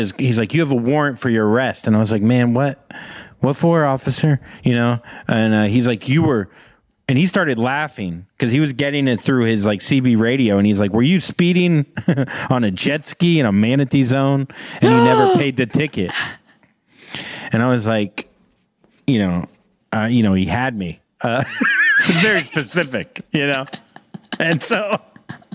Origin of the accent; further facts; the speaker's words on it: Florida, United States; I'm from Florida